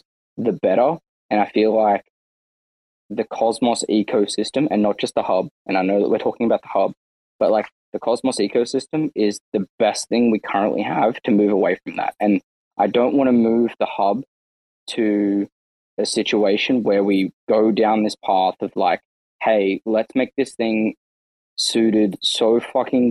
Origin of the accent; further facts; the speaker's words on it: Australia; as an Australian